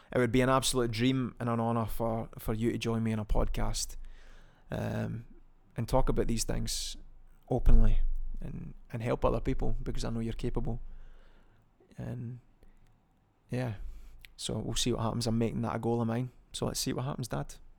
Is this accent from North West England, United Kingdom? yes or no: no; Scotland, United Kingdom; I'm also from Scotland